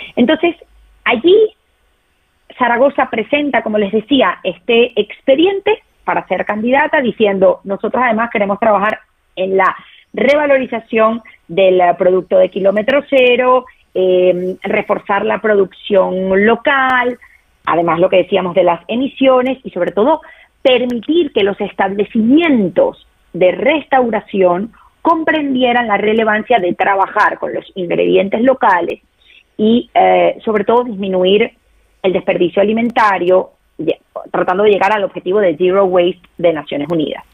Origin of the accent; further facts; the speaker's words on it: Venezuela; yo soy venezolana